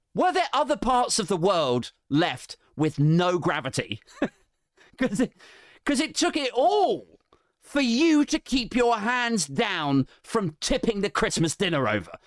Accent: United Kingdom; we're British

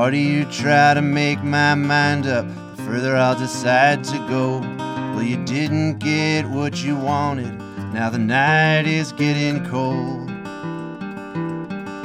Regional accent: suburbs of New York, United States; now in Southern California, United States; I grew up in the suburbs of New York, about in like 45 minutes from New York City

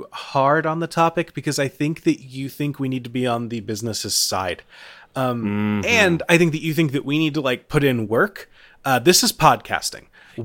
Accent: Florence, Kentucky, United States; a restaurant in my hometown

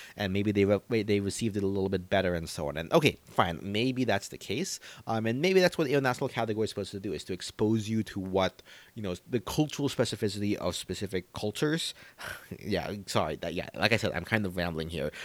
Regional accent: United States; as an American

